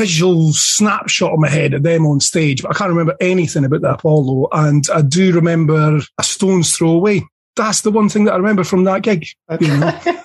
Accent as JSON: {"language": "English", "town": "Dundee", "region": "Scotland", "country": "United Kingdom", "tie": "born or raised there", "said": "I grew up in Dundee in Scotland, and I was a punk rock nutter"}